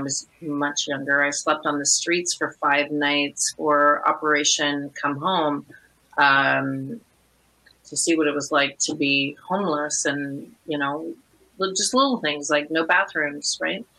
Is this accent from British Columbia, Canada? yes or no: no; Orleans, Ontario, Canada; we're both from Orleans